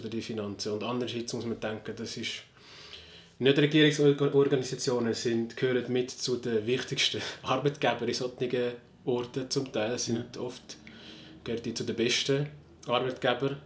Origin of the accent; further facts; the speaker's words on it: Switzerland; bei uns in der Schweiz